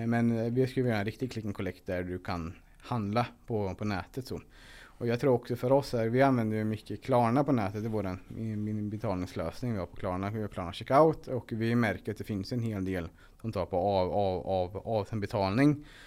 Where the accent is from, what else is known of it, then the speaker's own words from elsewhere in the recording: Linköping, Östergötland, Sweden; Från början så bodde mina föräldrar och jag i en husvagn på parkeringen utanför ÖB i, vid, Linköping.